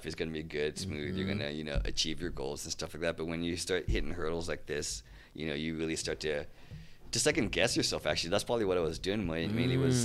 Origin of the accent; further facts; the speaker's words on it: Santa Barbara, California, United States; also born or lived in San Diego; I grew up in Santa Barbara, and we moved to San Diego my senior year